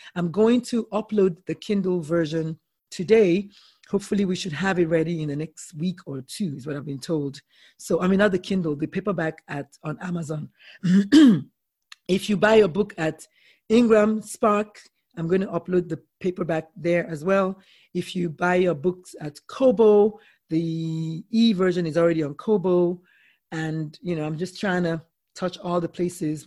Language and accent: English; Nigeria; I'm Nigerian